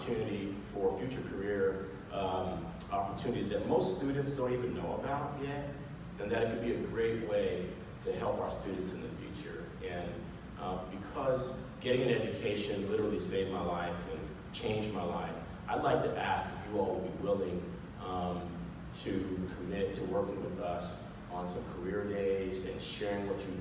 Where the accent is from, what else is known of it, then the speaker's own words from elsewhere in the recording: Bay Area, California, United States; also born or lived in Monterey, California; I'm a Bay Area native. I was born in Monterey at Fort Ord, when it was still Fort Ord